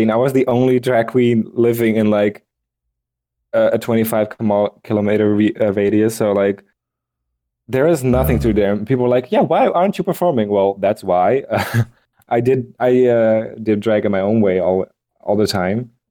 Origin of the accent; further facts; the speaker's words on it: Tilburg, North Brabant, Netherlands; But I told oh. them that I was from Tilburg and that I moved here and blah blah.